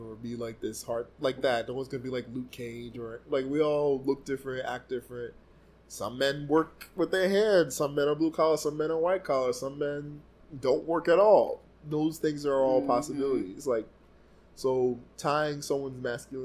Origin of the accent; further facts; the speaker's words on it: Jamaica; As a Jamaican